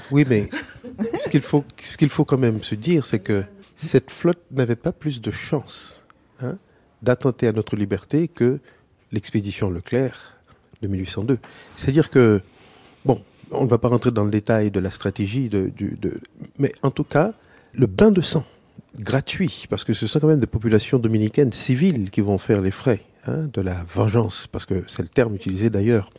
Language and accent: French; Haiti; en tant qu'haïtien